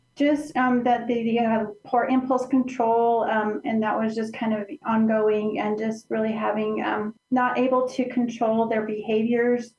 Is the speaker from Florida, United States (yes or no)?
no; Center, Colorado, United States; now in Pueblo, United States; My my hometown is called Center, Colorado. It's it's near the Alamosa area